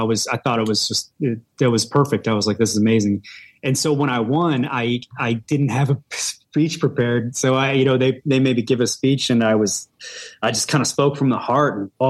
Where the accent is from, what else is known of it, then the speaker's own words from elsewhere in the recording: Detroit, Michigan, United States; I'm from Detroit